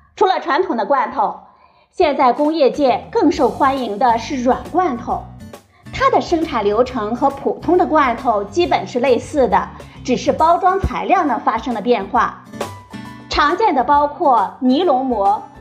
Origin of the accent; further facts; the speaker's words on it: China; 我们中国人